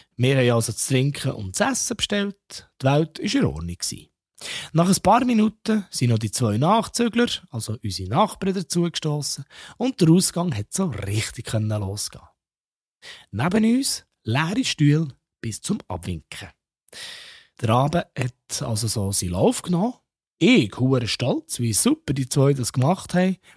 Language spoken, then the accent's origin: German; Bern, Switzerland; ich als Berner